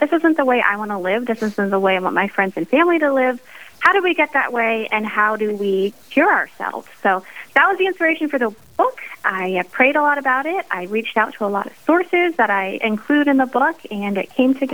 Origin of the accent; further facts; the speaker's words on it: central Pennsylvania, United States; also born or lived in Dallas, Texas / Idaho; Well, I am from central Pennsylvania. I grew up here.